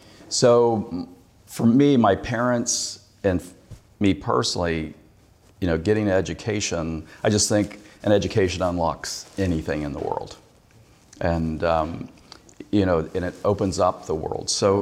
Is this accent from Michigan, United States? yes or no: no; Kentucky, United States; Yeah. Well, I was born in Pineville.